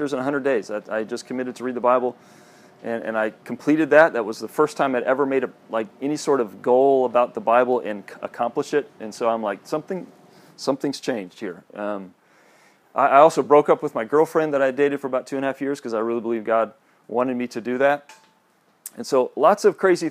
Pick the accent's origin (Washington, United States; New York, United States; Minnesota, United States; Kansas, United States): Kansas, United States; Kansas City; moved away as an adult; also born or lived in Joplin, Missouri; I grew up in Kansas City, Kansas